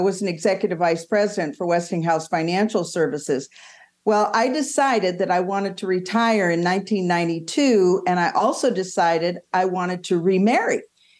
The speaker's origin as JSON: {"language": "English", "region": "Southern California", "country": "United States", "tie": "born or raised there", "also_born_or_lived": "Palos Verdes, California", "moved": "yes", "lives_now": "Scottsdale, United States", "said": "I was born and raised in Southern California"}